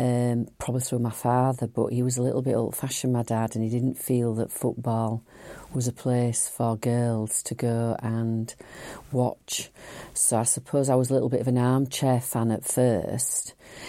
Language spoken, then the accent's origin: English; Huddersfield, Yorkshire and the Humber, United Kingdom; it's my home, it's my hometown.